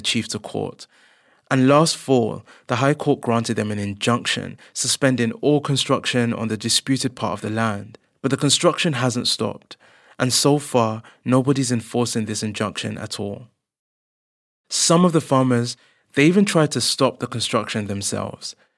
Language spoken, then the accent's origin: English; London, United Kingdom; as a black person myself who was born and grew up in London